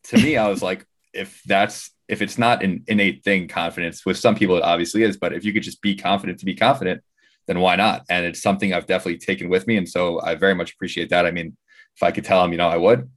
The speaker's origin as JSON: {"language": "English", "region": "New York", "country": "United States", "said": "We're, we're in New York and we're from New York."}